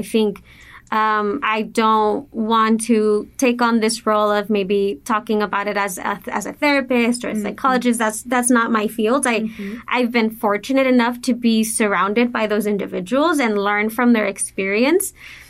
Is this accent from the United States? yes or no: yes; El Paso, Texas, United States; also born or lived in Juarez, Mexico / Austin; So I was born in El Paso, but we did move back to Juarez, and then we would commute back and forth going to school. And then again, we made the move to El Paso, graduated.